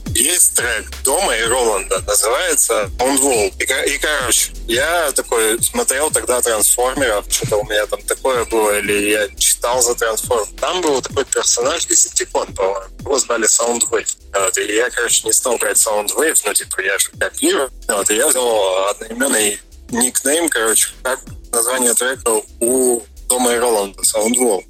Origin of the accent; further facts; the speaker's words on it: Ozyorsk, Chelyabinsk Oblast, Russia; moved away; я Озерский. Это такой небольшой город в Челябинской области.